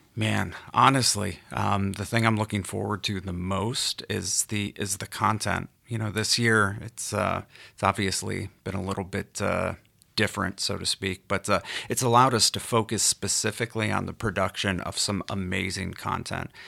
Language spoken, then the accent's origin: English; Los Angeles, California, United States; growing up in Los Angeles and being a Dodgers fan my entire life